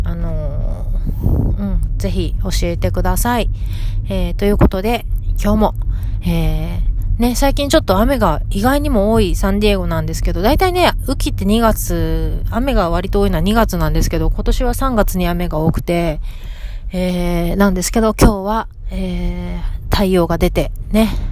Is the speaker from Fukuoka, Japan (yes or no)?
yes; Fukuoka, Japan; now in San Diego, United States; 地元の福岡